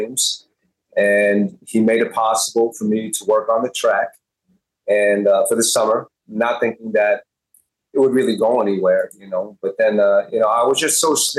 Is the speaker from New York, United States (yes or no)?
yes; Hempstead, New York, United States; also born or lived in Bayside, Queens, New York; I was born in, raised my first 7 years in Bayside, Queens, and we moved to Hempstead, Long Island